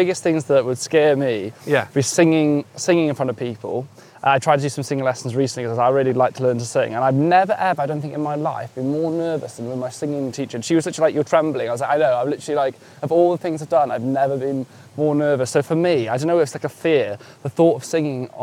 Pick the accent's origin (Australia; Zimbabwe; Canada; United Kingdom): United Kingdom; West Wales; moved away as an adult; I'm from West Wales